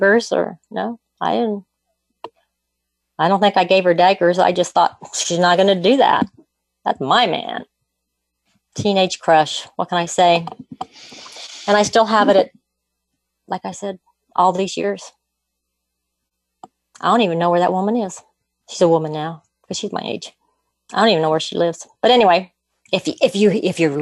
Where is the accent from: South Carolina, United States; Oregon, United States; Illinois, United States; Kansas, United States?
Kansas, United States; Argonia; also born or lived in Mulvane, Kansas; I was a sophomore in high school. And we had to move from the town where I basically lived up in Argonia, Kansas